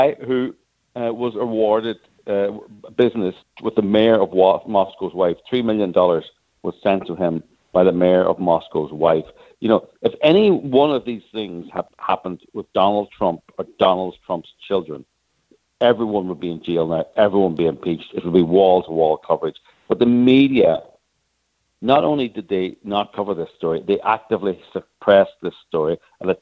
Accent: Ireland; as you can probably hear, I'm Irish

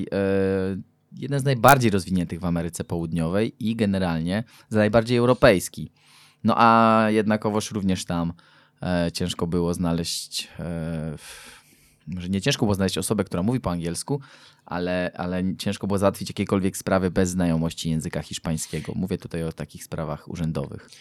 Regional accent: Poland; jestem z Polski

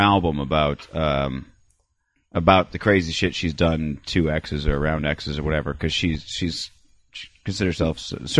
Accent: California, United States; Now I'm from California, though, you see.

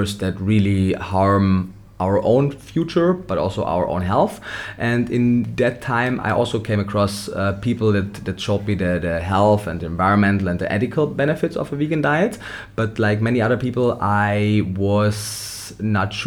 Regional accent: Austria; also born or lived in Vienna; I was born and raised in Austria

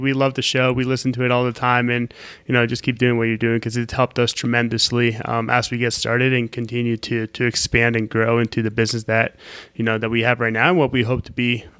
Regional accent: Colombia; I see ourselves having properties all over the country, in Florida, possibly even in Colombia, my home country

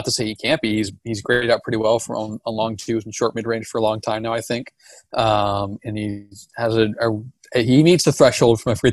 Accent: Portland, Oregon, United States; I'm from Portland.

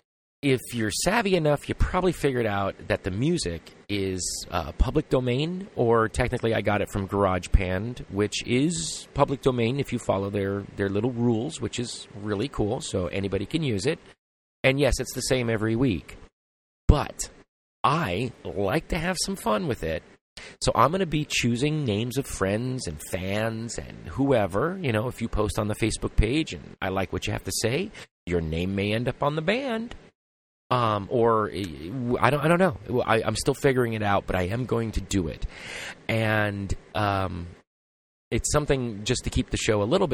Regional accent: Los Angeles, California, United States; I come from Los Angeles

